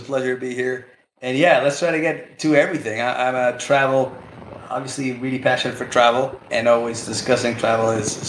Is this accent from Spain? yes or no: yes; Spain; English is a second language; I'm born in Spain, born and bred in Spain. I went to a British school, and then I flipped my accent because I studied in the U.S. for a year.